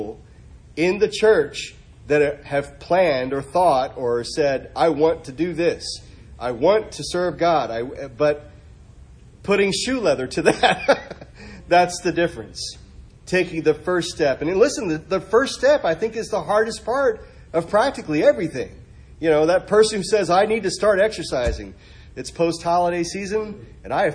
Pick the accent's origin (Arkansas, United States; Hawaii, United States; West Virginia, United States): Arkansas, United States; I was raised in Arkansas. I was raised in the Bible Belt